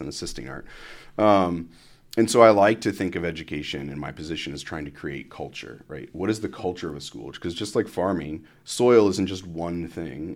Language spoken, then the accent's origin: English; Columbus, Ohio, United States; moved away as an adult; also born or lived in South Florida / Dayton, Ohio; I'm originally from Columbus, Ohio. So I was, uh, raised in Columbus